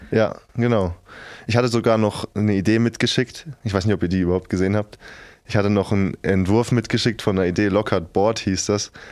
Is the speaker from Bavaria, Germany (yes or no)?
yes; near Schweinfurt, Bavaria, Germany; moved away as an adult; ich bin 250 Kilometer in der Nähe von Schweinfurt, komme ich her